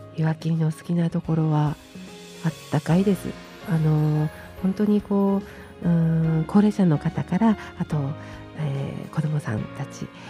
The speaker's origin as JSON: {"language": "Japanese", "town": "Taiwa", "region": "Miyagi", "country": "Japan", "tie": "born or raised there", "also_born_or_lived": "Iwakiri, Miyagino-ku, Sendai", "moved": "yes", "lives_now": "Sendai, Japan", "said": "黒川郡大和町吉岡っていうところになります。"}